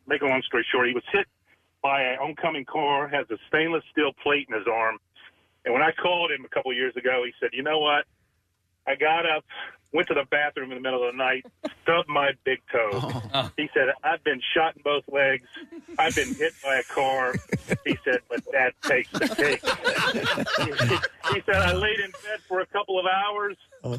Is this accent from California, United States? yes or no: no; Tennessee, United States; moved away; I'm originally from Tennessee.